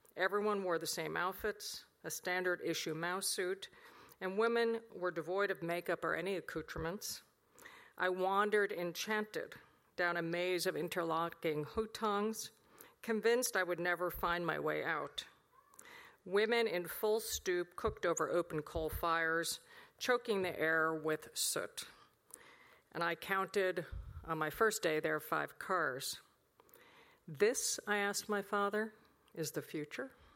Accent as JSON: {"language": "English", "country": "United States", "said": "As an American, I was raised with the fundamental idea"}